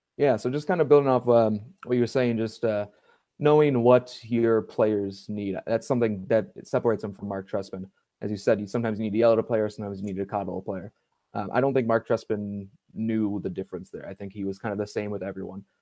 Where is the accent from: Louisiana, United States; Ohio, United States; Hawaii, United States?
Ohio, United States; Cleveland; I grew up actually in uh, Cleveland, Ohio